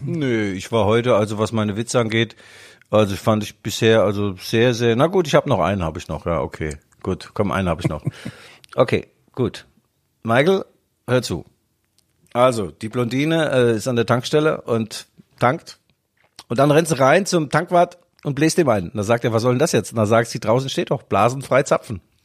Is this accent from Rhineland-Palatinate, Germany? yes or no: yes; Rhineland-Palatinate, Germany; bei uns in der Pfalz